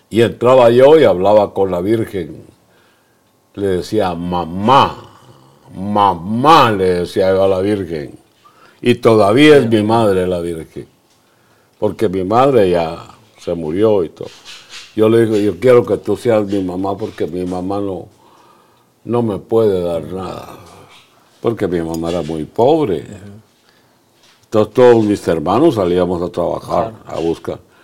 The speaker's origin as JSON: {"language": "Spanish", "region": "Zacapa", "country": "Guatemala", "tie": "born or raised there", "also_born_or_lived": "United States", "moved": "yes", "lives_now": "Guatemala City, Guatemala", "said": "Yo comencé a decir malas palabras en Zacapa, la tierra de Teochema, Rellana"}